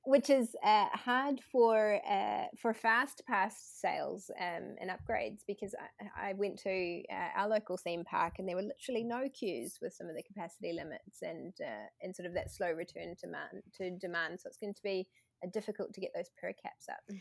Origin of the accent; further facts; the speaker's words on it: New Zealand; accent: New Zealand; my New Zealand accent tends to turn E's into I's